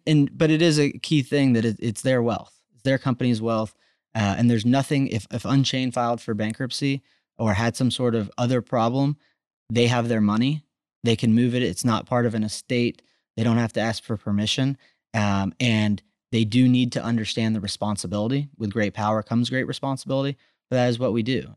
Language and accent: English; Austin, Texas, United States; I'm from Texas, I'm from Austin